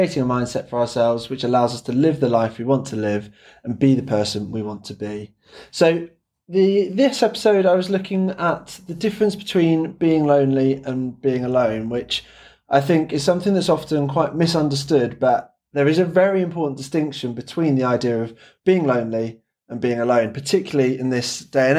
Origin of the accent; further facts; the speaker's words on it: England, United Kingdom; I'm English, so I'll speak the Queen's English